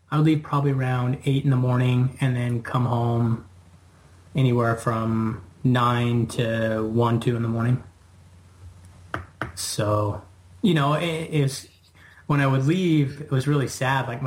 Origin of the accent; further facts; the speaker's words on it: Brigham City, Utah, United States; moved away as an adult; now in Las Vegas, United States; From Brigham City. Brigham City